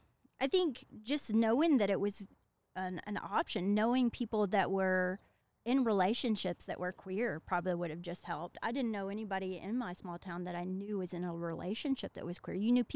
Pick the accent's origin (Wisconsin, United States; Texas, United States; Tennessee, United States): Tennessee, United States; Hurricane Mills; accent: Southern; moved away; if you can't tell from the accent, I'm from the South. I'm from Tennessee. Grew up in Hurricane Mills, and that's about 15 minutes from Bucksnort